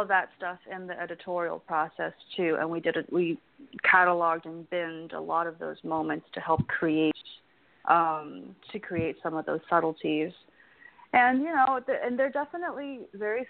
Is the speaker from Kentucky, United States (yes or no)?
no; Los Angeles, California, United States; also born or lived in China / Houston; my hometown in Los Angeles